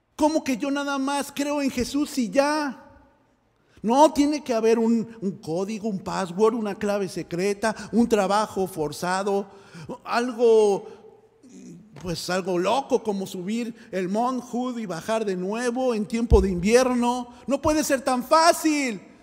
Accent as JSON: {"language": "Spanish", "country": "Mexico", "moved": "yes", "said": "yo que soy mexicano eh, en México"}